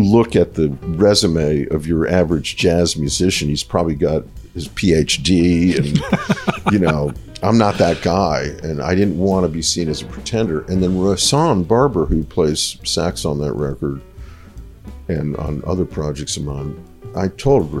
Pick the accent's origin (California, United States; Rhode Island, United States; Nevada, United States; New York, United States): Rhode Island, United States; moved away as an adult; now in Nashville, United States; my home state